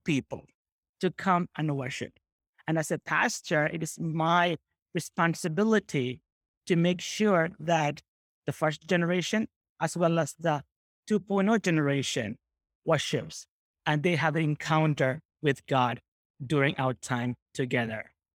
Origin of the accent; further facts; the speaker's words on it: New York City, New York, United States; I grew up in South Bronx.